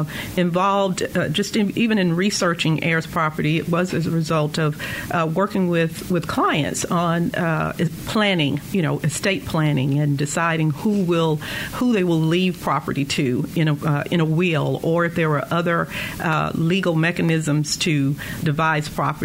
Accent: the South, United States; However, growing up in the South and in the rural area, you know, we would hear about, oh, that's heir property.

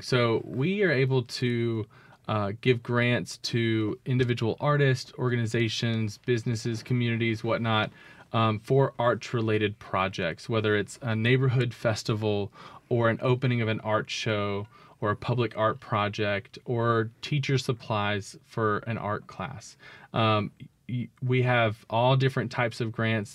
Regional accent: Jackson, Mississippi, United States; also born or lived in Starkville, Mississippi; I grew up in Bellhaven

